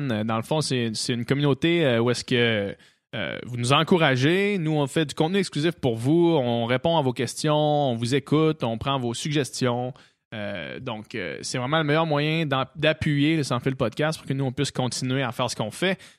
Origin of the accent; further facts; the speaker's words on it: Saint-Hyacinthe, Quebec, Canada; moi et Guillaume, on vient de Saint-Hyacinthe